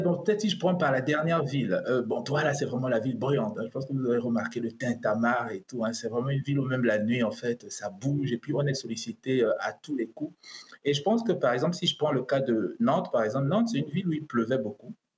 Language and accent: French; Cameroon; now in Doha, Qatar; ce qui se passe au Cameroun, donc mon pays d'origine